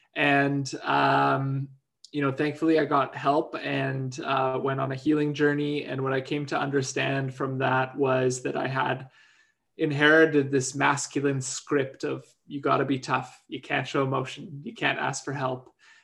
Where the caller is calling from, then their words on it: Vancouver, British Columbia, Canada; Well, I'm dialing in from the Coast Salish unceded territories of the Musqueam, Squamish, and Tsleil-Waututh, also known as Vancouver.